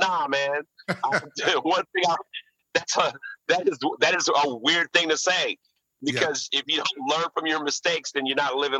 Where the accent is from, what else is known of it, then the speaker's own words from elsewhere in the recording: Houston, Texas, United States; moved away as an adult; also born or lived in Washington, D.C.; I came all the way from Houston